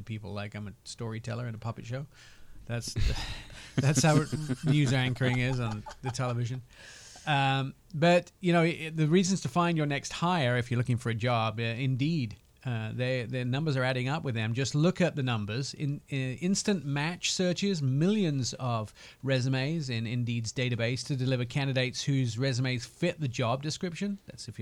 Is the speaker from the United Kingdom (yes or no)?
yes; United Kingdom; moved away; I am painfully British